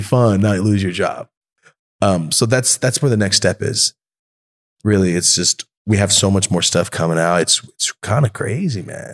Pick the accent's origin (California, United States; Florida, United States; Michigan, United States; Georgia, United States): California, United States; Merced; moved away; Merced, my hometown.